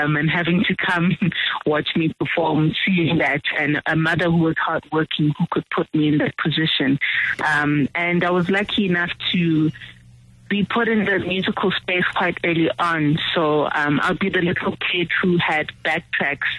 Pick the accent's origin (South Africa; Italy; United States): South Africa; Pietermaritzburg, KwaZulu-Natal; also born or lived in Durban; I was born in KwaZulu-Natal, Durban, and I was raised in Pietermaritzburg